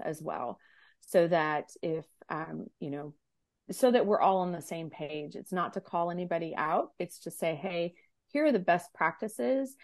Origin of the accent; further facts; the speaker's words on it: United States; an American-born, American-raised individual